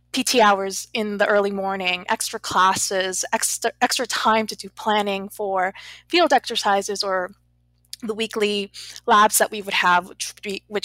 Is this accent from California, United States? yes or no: yes; Los Angeles, California, United States; I was born in Los Angeles, California